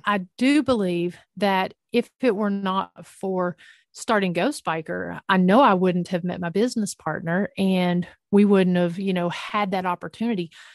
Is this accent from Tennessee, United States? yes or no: yes; Northeast Tennessee, United States; I grew up in the mountains of East Tennessee, Northeast Tennessee to be exact.